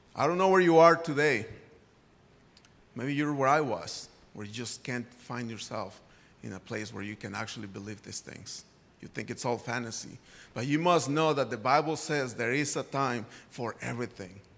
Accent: Guadalajara, Jalisco, Mexico; moved away; I grew up in Guadalajara, Mexico

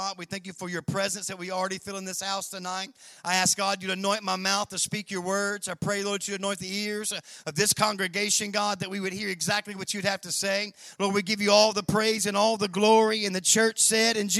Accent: Memphis, Tennessee, United States; I was born and raised in Memphis, Tennessee

